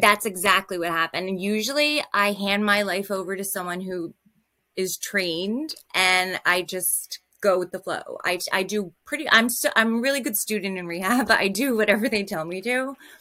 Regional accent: New Jersey, United States; I'm from New Jersey

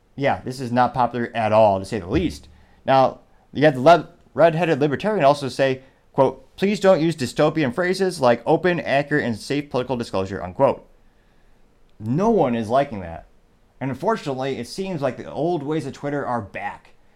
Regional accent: Midwest, United States; I grew up in the Midwest

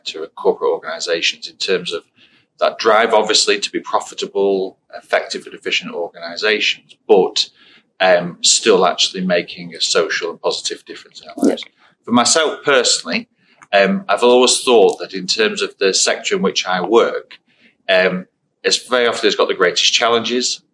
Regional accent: Blackpool, North West England, United Kingdom; I was born and raised in Blackpool on the Fylde Coast

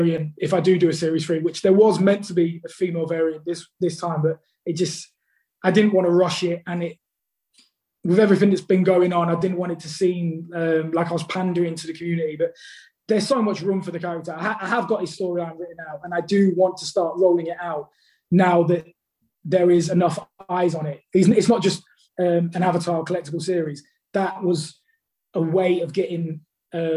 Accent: London, United Kingdom; now in Staffordshire, United Kingdom; I'm from London originally, but I moved like 180 miles north. It's like in the Midlands. It's Staffordshire.

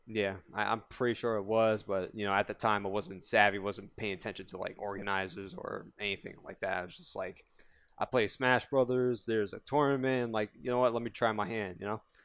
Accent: Yonkers, New York, United States; I'm from Yonkers

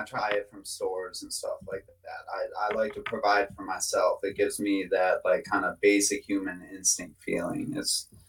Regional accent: Wisconsin, United States; I'm from Wisconsin

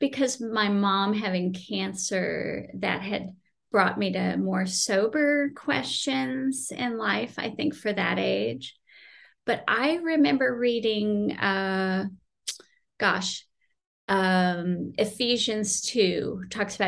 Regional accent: Houston, Texas, United States; moved away as an adult; also born or lived in Oklahoma / California; I grew up in Houston

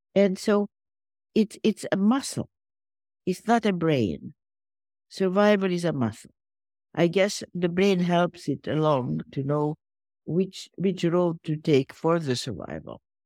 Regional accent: Budapest, Hungary; moved away; I was born in Budapest

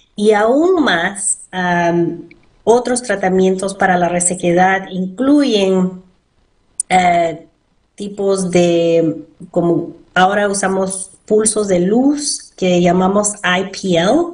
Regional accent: Bethesda, Maryland, United States; also born or lived in Peru / Pennsylvania; Yo me crié ah, en Bethesda, fui a la Universidad de Maryland

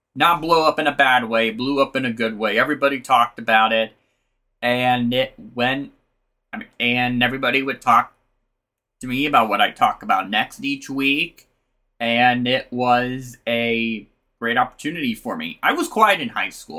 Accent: Omaha, Nebraska, United States; I'm from Omaha

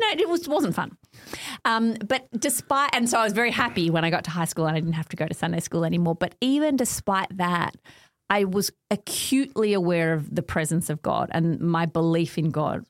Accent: Nunawading, Victoria, Australia; also born or lived in Montrose / Heathmont; I grew up out in Ngunnawadi.

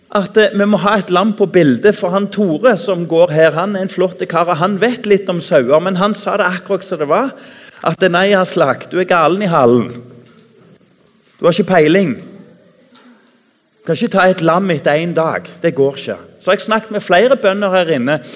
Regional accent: Tananger, Rogaland, Norway; Når jeg vokste opp i Tananger, på bedehuset

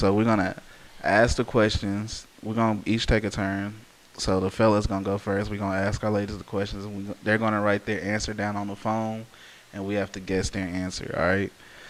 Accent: North Carolina, United States; I'm from North Carolina.

